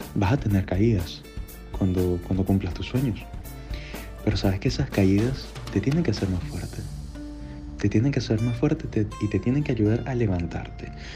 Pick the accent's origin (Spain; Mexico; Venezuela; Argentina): Venezuela; moved away as an adult; now in Rome, Italy; soy de Venezuela